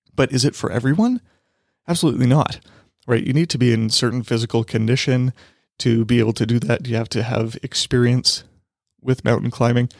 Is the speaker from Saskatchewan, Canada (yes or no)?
yes; Saskatchewan, Canada; I'm from Saskatchewan